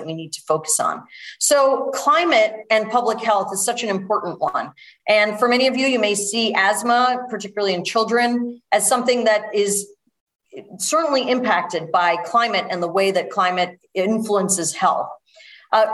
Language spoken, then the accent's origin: English; New York City, New York, United States; moved away as an adult; now in Connecticut, United States; I was born in New York City